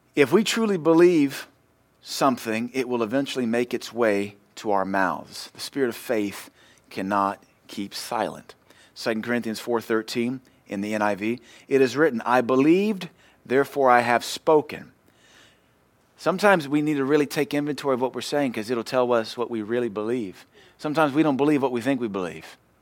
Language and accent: English; United States